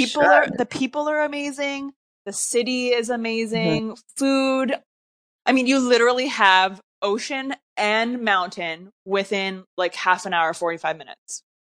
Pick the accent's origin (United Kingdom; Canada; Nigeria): Canada; Vancouver, British Columbia; I'm from Vancouver